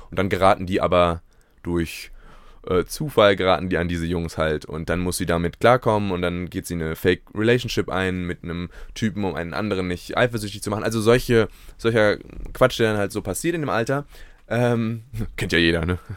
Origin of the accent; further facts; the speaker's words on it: Berlin, Germany; selbst in Berlin, wo ich groß geworden bin, gibt es ja nicht so einen